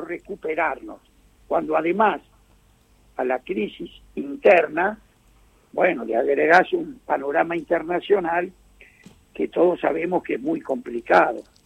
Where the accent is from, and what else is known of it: Argentina